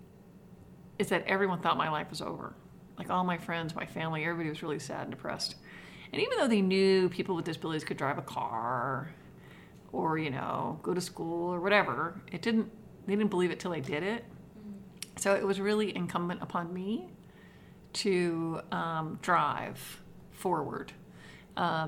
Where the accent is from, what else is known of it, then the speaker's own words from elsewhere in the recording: New York, United States; I grew up in New York State